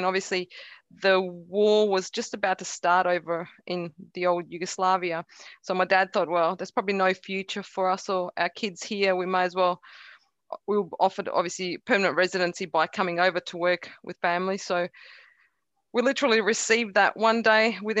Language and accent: English; Carnarvon, Western Australia, Australia; English is a second language; also born or lived in Croatia; Yeah, I was born in Croatia. I came over to Australia when I was 9 years of age with zero knowledge of the English language.